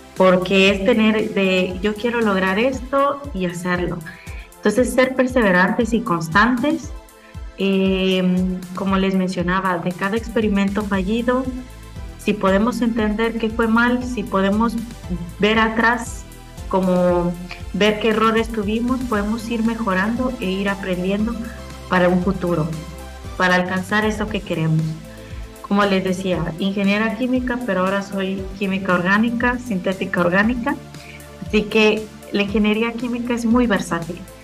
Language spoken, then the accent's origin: Spanish; Guatemala; moved away as an adult; algo que tenemos mucho como guatemaltecos y como gente san carlista es que somos autodidactas